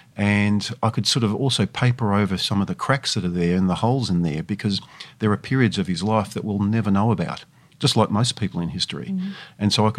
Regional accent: Geelong, Victoria, Australia; Well, I grew up in Geelong, as you said, and I was raised there

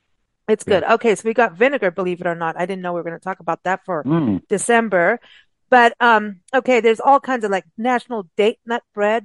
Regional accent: England, United Kingdom; also born or lived in South Africa; Now, malt vinegar, I grew up with that in England and South Africa on, on chips, which is like a fat French fry.

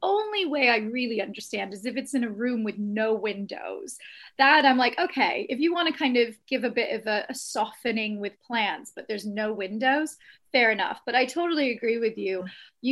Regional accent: Austin, Texas, United States; moved away as an adult; also born or lived in England; I spent most of my life in Austin

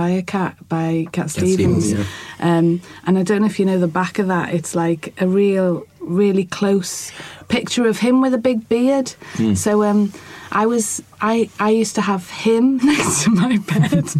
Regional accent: Liverpool, North West England, United Kingdom; now in Newcastle, United Kingdom; where I lived, where I was brought up in Liverpool. I live in Newcastle now.

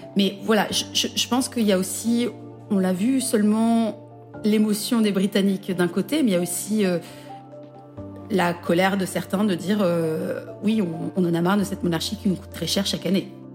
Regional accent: France; also born or lived in Belgium; now in United Kingdom; je suis une française, j'ai ma culture française

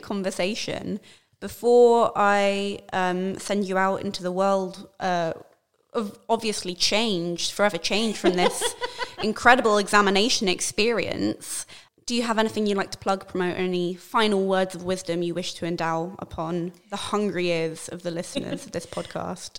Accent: London, United Kingdom; being born and raised in London

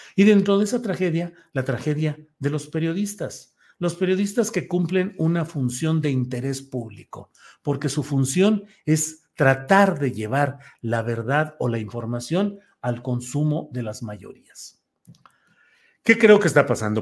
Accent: Torreón, Coahuila, Mexico; moved away; Desde Torreón, Coahuila, saludos a mi tierra natal

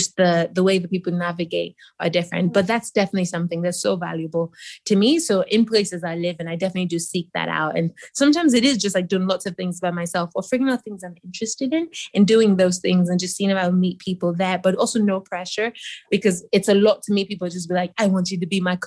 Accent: Nigeria; I grew up in Nigeria

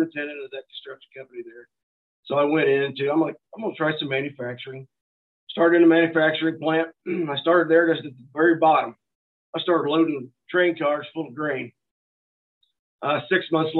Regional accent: northeast Missouri, United States; now in St. Joseph, United States; I grew up here in Missouri on the northeast corner, opposite side of the state that I'm currently

